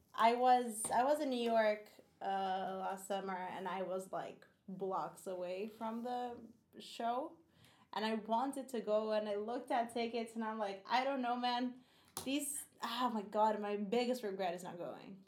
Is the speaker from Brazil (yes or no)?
yes; Brazil; I grew up in Brazil, but I didn't grow up in like the desert.